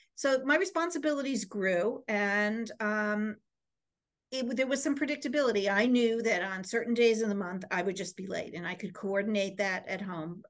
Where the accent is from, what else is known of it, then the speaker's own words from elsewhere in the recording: Easton, Connecticut, United States; I, um, was originally from, um, a c, small town in Connecticut called Easton, Connecticut, which is, um, part of the Bridgeport area.